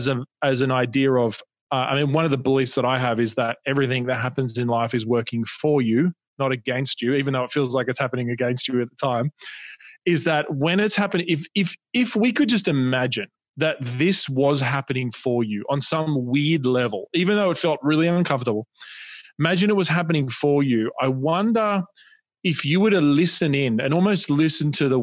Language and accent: English; Australia; accent: Australian; now in Newport Beach, United States; you can probably hear my accent is Australian, but we live in Newport Beach